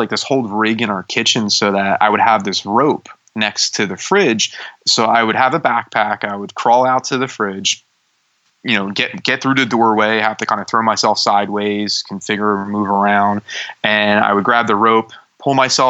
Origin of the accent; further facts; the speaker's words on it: Bucks County, Pennsylvania, United States; also born or lived in Juniata Park, Philadelphia, Pennsylvania; I grew up in Juniata Park, which is not the nicest areas of Philadelphia. And then we moved to Bucks County. So I started third grade in Bucks County